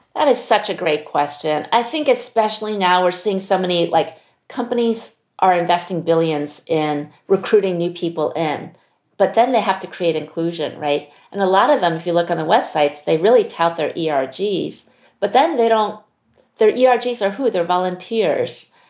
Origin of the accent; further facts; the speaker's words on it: United States; I'm Chinese American, my Chinese isn't that great.